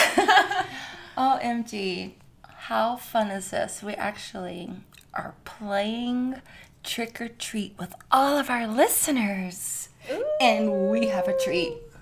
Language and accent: English; New York, United States; I'm from New York